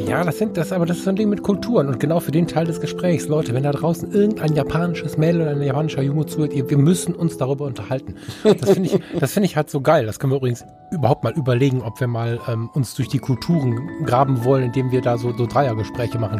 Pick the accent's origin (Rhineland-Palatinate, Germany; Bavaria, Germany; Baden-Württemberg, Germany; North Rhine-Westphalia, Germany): North Rhine-Westphalia, Germany; Düsseldorf; ich bin ja Düsseldorfer